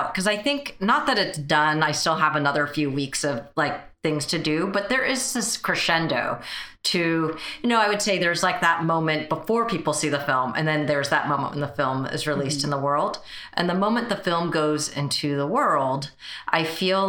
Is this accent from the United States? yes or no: yes; United States; first language Mandarin; English is a second language; I was technically born here, but we only spoke Mandarin at home